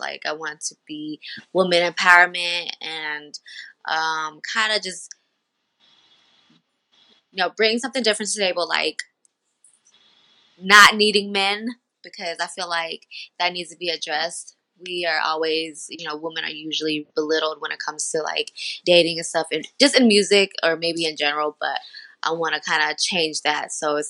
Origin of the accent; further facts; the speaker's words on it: Denver, Colorado, United States; Yeah, I'm from Denver.